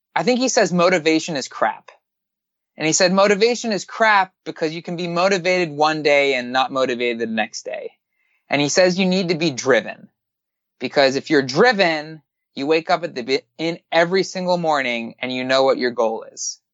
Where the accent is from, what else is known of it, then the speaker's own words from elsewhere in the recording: Miami, Florida, United States; I'm from Miami